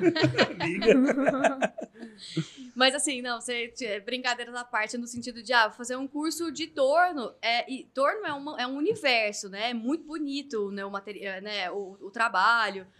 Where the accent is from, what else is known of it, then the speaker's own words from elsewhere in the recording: Goiânia, Goiás, Brazil; moved away as an adult; now in São Paulo, Brazil; eu sou de Goiânia, né? Então eu vim para São Paulo aos 23, depois de ter me formado em Direito